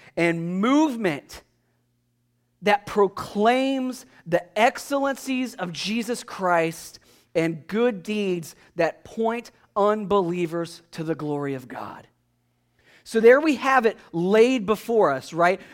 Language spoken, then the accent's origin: English; United States; being an American